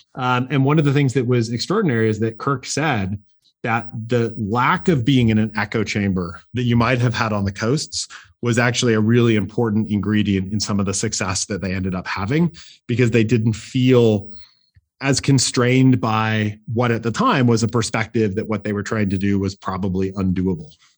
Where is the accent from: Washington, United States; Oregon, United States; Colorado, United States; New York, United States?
Oregon, United States; Portland; I grew up in Portland, Oregon, actually.